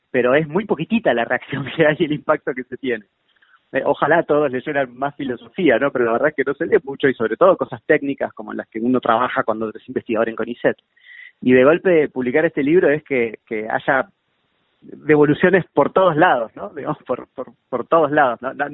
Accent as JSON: {"language": "Spanish", "town": "Bahía Blanca", "region": "Buenos Aires Province", "country": "Argentina", "tie": "born there", "said": "Yo nací en Bahía Blanca."}